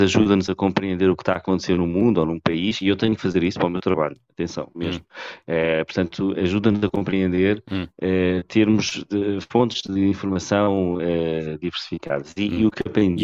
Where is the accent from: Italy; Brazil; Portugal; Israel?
Portugal; Eu gosto muito de ser português